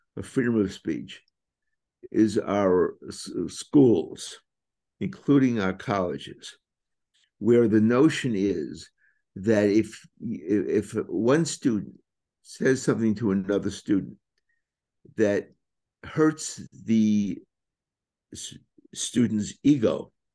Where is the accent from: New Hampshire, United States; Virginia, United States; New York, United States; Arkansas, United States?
New York, United States; New York City; I was born and raised in Brooklyn.